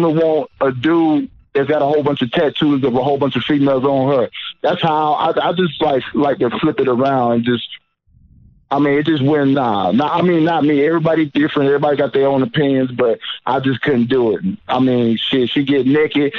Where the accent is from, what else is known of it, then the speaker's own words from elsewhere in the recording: Columbus, Georgia, United States; now in Texas, United States; I'm from Columbus, Georgia, born and raised